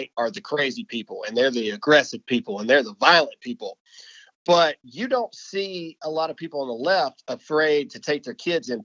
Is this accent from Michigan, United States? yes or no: no; Mississippi, United States; I'm from Mississippi. I'm still in Mississippi